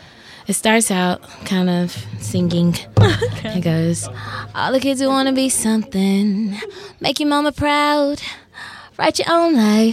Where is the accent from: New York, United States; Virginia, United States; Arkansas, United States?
Arkansas, United States; North Little Rock; I grew up in North Little Rock.